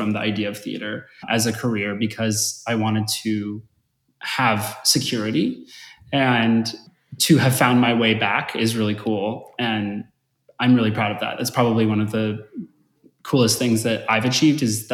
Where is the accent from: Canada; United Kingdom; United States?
United States; Simi Valley, California; moved away as an adult; now in Los Angeles, United States; I grew up in Simi Valley, California, which is about, 35, 40 minutes north